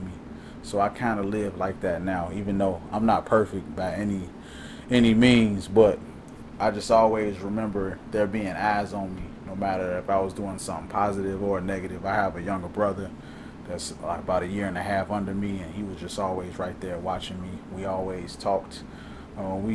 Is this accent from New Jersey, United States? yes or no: no; Calumet Park, Illinois, United States; I grew up in Calumet Park, 128th and Troop